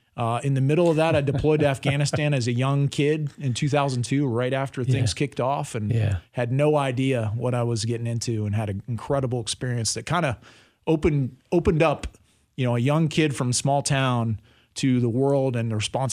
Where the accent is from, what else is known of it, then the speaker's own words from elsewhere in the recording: Saegertown, Pennsylvania, United States; So I grew up in a small town, Segertown, Pennsylvania, in western Pennsylvania, just north of Pittsburgh. About 1,000 folks grew up there.